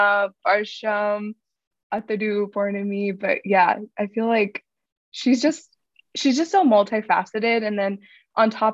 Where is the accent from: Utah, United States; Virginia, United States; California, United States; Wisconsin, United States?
Virginia, United States; Northern; we're from Nova, so shout out to the Nova kids, Northern Virginia